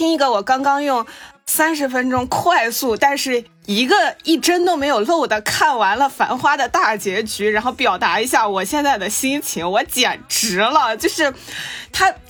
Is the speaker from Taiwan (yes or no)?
no; Jiangsu, China; 我就会说我是江苏人。